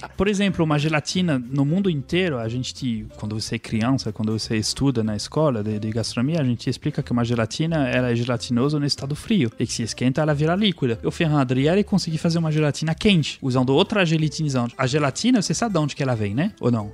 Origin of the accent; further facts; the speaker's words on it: France; moved away; somos nós, franceses